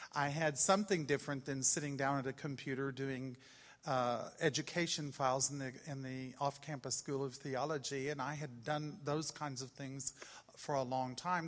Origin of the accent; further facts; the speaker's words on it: Austin, Texas, United States; moved away as an adult; we're from Austin, Texas